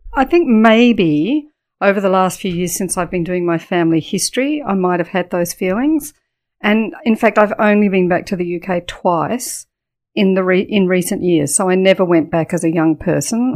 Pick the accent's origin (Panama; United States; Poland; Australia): Australia; Adelaide, South Australia; also born or lived in United Kingdom; So we went straight to Adelaide and my childhood, um, was in Adelaide